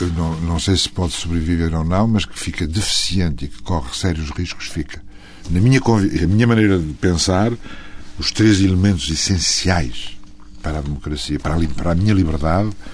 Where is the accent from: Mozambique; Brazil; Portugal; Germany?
Portugal; Trás-os-Montes; moved away; Eu sou transmontano